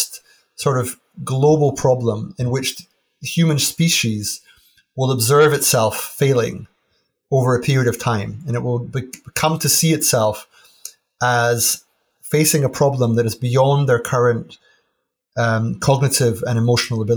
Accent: Aberdeen, Scotland, United Kingdom; I grew up in Aberdeen

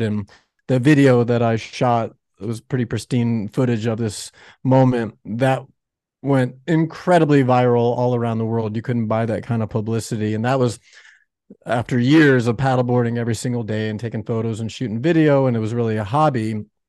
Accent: Florida, United States; also born or lived in Chicago, Illinois; now in Laguna Beach, United States; I was born in the Midwest in Chicago, uh, no ocean there. And then I actually grew up in Florida

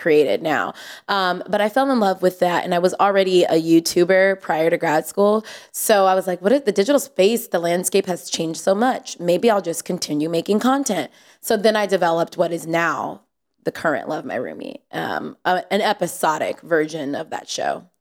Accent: San Jose, California, United States; I'm from San Jose, from the Bay

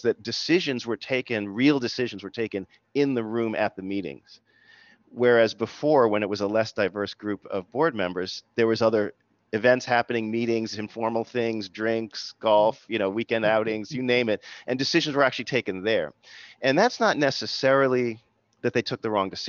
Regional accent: Boston, Massachusetts, United States; I'm from the Boston area. My mom's Jamaican, my dad is English

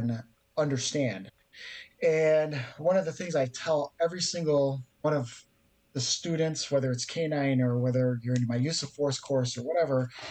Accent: just outside of Chicago, Illinois, United States; I'm from the People's Republic of the great failing state of Illinois. just outside of Chicago.

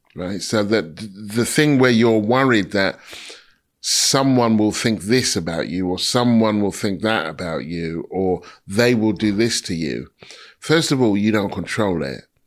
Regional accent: United Kingdom

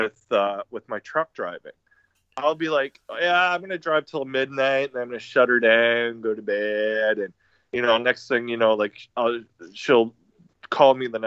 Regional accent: Stratford, Ontario, Canada; I grew up in Stratford

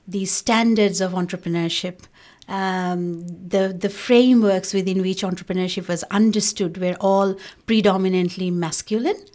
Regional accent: Bangladesh; now in Australia; I was from Bangladesh

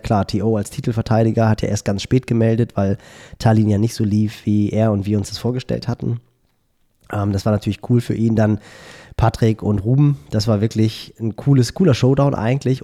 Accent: Northern Germany, Germany; als Norddeutscher

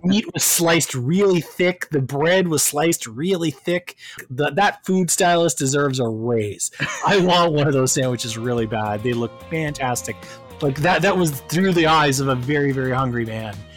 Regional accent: Canada; left me as a Canadian

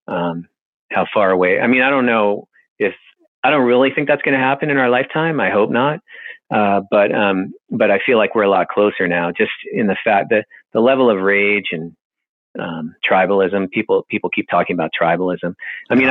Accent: Boston, Massachusetts, United States; I grew up in Boston

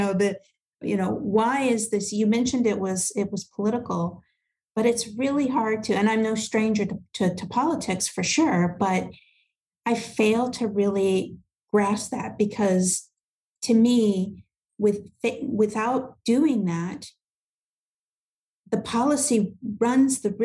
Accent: United States; I'm American

